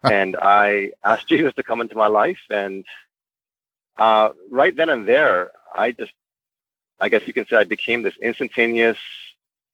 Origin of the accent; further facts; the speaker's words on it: Toronto, Ontario, Canada; So I was born and raised in Toronto, Canada. I'm a Korean Canadian